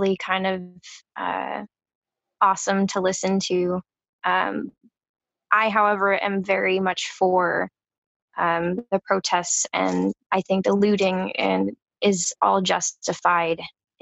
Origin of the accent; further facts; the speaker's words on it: Washington, United States; I'm from Washington State. I'm just outside of Seattle